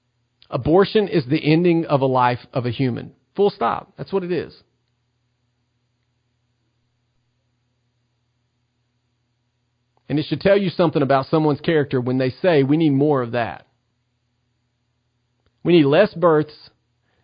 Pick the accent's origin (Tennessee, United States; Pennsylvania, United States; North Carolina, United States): Tennessee, United States; the state of Tennessee, my home state.